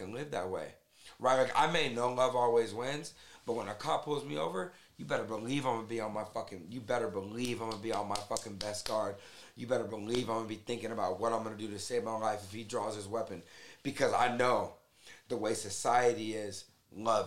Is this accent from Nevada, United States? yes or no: yes; Las Vegas, Nevada, United States; growing up in Vegas